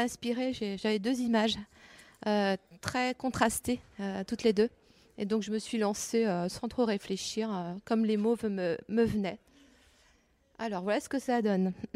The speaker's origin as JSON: {"language": "French", "area": "Breton", "region": "Brittany", "country": "France", "said": "je suis bretonne aussi, comme Géraldine"}